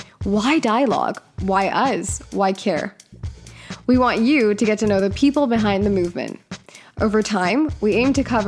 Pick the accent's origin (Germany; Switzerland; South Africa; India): India; I'm Indian, so that is something I want people to know about me.